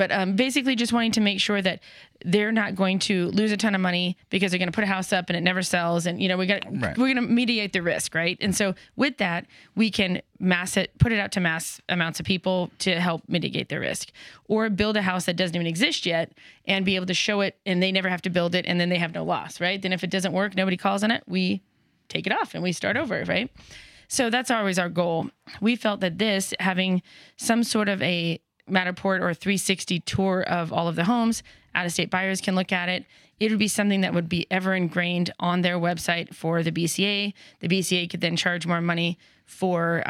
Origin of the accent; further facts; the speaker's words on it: California, United States; now in Boise, United States; California, where I'm from originally